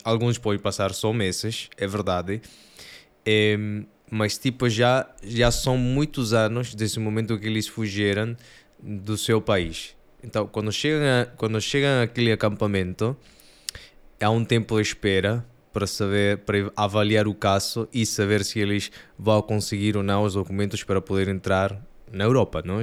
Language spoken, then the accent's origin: Portuguese; Peru; Portuguese is a second language; moved away; sou do Peru, por isso o sotaque italiano e português